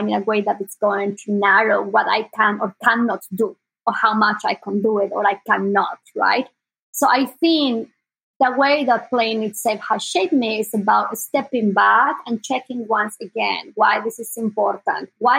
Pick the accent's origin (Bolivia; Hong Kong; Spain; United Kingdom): Bolivia; Sucre, Chuquisaca; born or raised there; English is a second language; moved away as an adult; now in Bay Area, United States